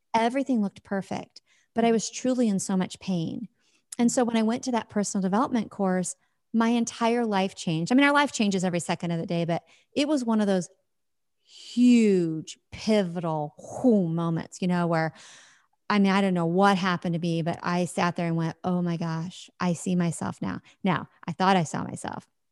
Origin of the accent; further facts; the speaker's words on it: Midwest, United States; I live in the Midwest in the U S, and I have my whole life.